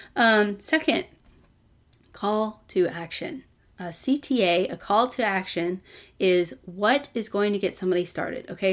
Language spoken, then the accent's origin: English; Texas, United States; I'm from Texas, that's what we do, we eat Mexican and barbecue food